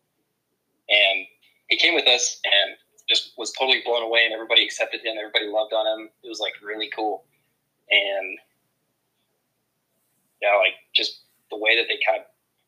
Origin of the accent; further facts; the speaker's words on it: Amarillo, Texas, United States; As many people in Amarillo, Texas grew up, I was raised in a church with a really good family around me.